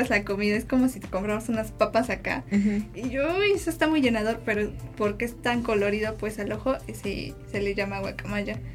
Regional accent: Puebla, Mexico; yo soy acá de Puebla

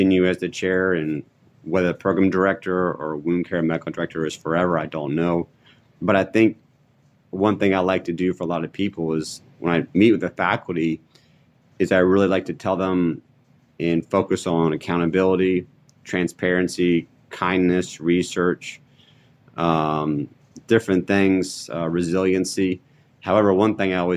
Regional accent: Maryland, United States; moved away as an adult; now in North Carolina, United States; where I grew up in Maryland

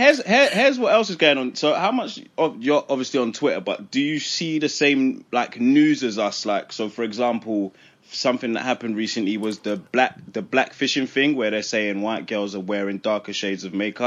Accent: England, United Kingdom; us being from like England

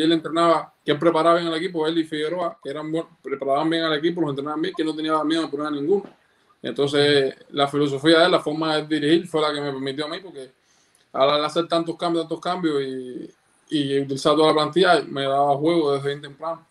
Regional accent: Cuba; desde chiquitico, en, la época que yo nací, en Cuba todavía

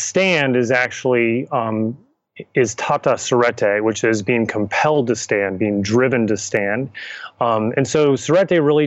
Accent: Richmond, Virginia, United States; moved away; I was born and raised and returned to Richmond, Virginia, which is where I sit today

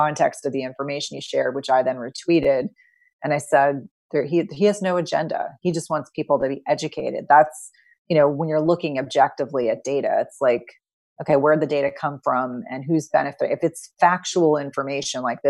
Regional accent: New Jersey, United States; I grew up in New Jersey in the 1980s and 1990s

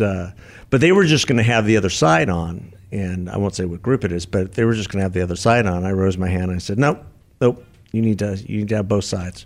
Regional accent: Tucson, Arizona, United States; my hometown

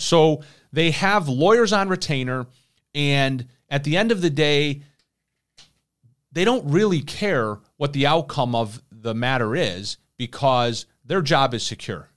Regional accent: Irondequoit, New York, United States; my hometown right here in Aranda Coit, New York

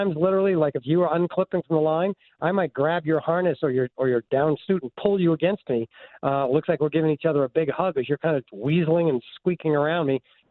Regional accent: Concord, Massachusetts, United States; I grew up in Concord, Mass

